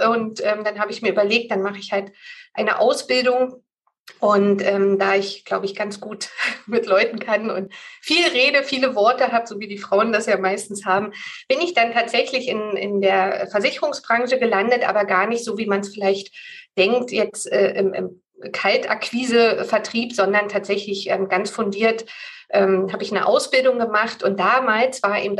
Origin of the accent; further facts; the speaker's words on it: Berlin, Germany; ich wohne ja in Berlin und bin auch eine Berliner Pflanze, bin hier groß geworden